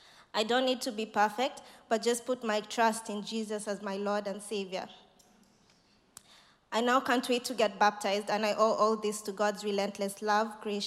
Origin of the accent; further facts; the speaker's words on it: Kenya; now in Nottingham, United Kingdom; I moved to Nottingham from Kenya to start my PhD.